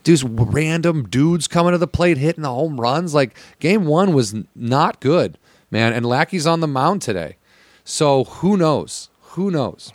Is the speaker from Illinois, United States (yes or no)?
yes; Illinois, United States; I'm from Illinois